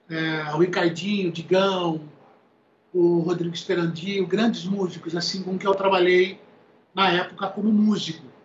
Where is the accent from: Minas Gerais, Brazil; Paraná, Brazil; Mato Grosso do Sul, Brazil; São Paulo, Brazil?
São Paulo, Brazil; Piracicaba; Aqui tá, ó, eu sou, eu sou do interior, né? Certo. Eu sou da cidade de Piracicaba